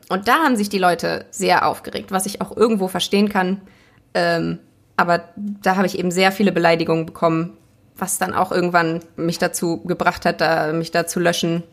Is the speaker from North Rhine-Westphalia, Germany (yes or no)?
yes; Essen, North Rhine-Westphalia, Germany; ich komme aus, äh, aus Essen, aber aus einem schönen Stadtteil